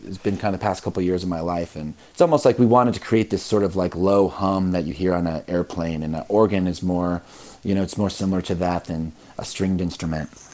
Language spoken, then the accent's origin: English; Midwest, United States; I grew up in the Midwest um, where religion is sort of everywhere